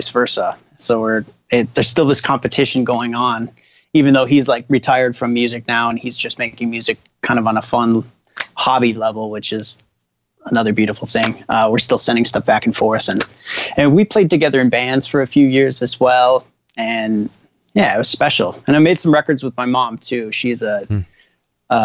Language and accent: English; Minneapolis, Minnesota, United States; born or raised there; also born or lived in Winnipeg, Canada; now in Los Angeles, United States